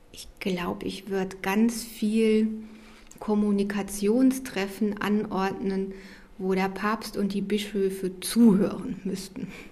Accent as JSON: {"language": "German", "region": "Rhineland", "country": "Germany", "tie": "born or raised there", "said": "Ich bin im Rheinland groß geworden, da ist man rheinisch-katholisch"}